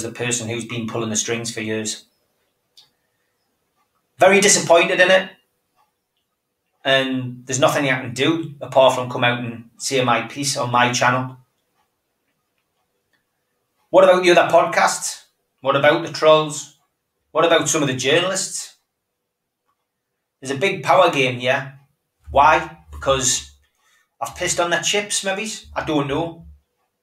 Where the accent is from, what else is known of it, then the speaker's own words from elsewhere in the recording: Gateshead, North East England, United Kingdom; from Gateshead